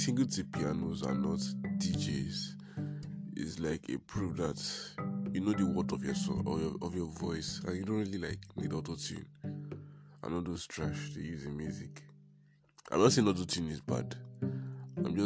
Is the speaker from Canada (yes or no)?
no; Nigeria; I'm a Nigerian